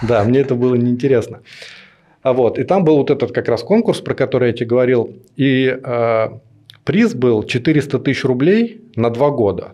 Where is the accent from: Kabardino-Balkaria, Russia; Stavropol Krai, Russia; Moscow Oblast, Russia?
Moscow Oblast, Russia; Nekrasovsky; я жил не в Москве, это примерно 20 километров э, на север. А у нас там был небольшой поселок